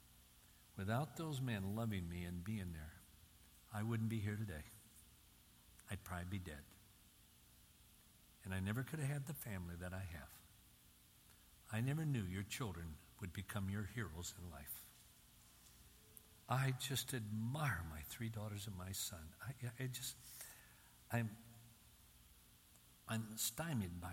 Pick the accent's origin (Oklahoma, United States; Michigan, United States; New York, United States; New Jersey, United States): Michigan, United States; Union City; growing up in Union City, Michigan, on the farm right on the city limits